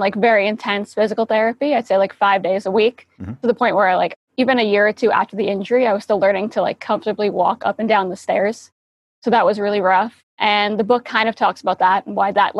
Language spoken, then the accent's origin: English; New York City, New York, United States; I was born and raised in New York City